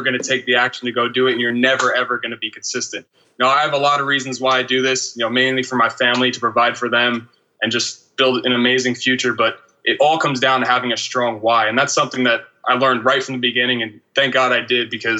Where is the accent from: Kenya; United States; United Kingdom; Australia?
United States; downstate New York; also born or lived in Utica, New York; I grew up in downstate New York, kind of 30 minutes north of New York City.